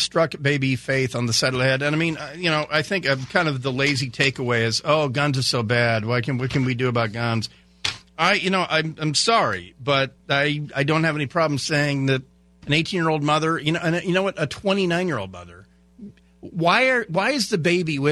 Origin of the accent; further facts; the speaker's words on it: Port Angeles, Washington, United States; I grew up in Port Angeles, Washington